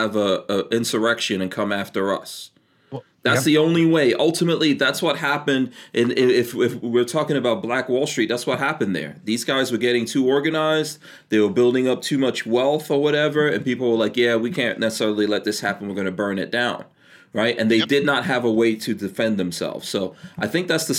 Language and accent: English; New York, United States; moved away as an adult; also born or lived in New Jersey; I grew up in New York, and I left New York because it was so terrible. Moved to New Jersey